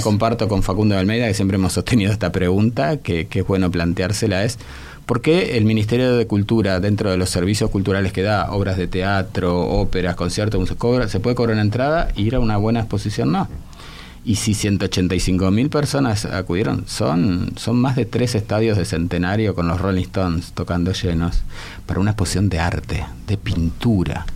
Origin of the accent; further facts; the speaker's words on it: Italian Hospital, Montevideo, Uruguay; el hospital italiano donde yo nací